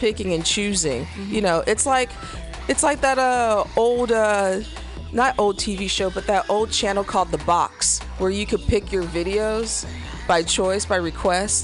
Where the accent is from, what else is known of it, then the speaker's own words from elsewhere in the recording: Missouri, United States; I'm from Missouri